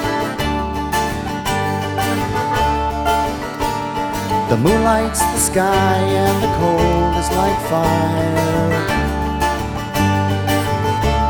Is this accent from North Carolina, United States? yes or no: no; near Lake Mills, Wisconsin, United States; I grew up near Lake Mills.